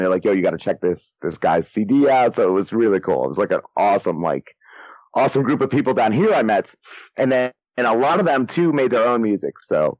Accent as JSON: {"language": "English", "region": "New Jersey", "country": "United States", "tie": "born or raised there", "said": "Yeah, North Jersey, Bergen County. And then, you know, then when I was in high school, it was all like grunge"}